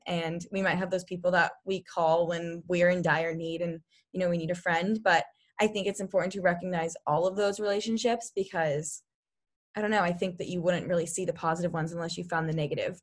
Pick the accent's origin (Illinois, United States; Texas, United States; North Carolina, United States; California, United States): California, United States; Sacramento; I'm from Sacramento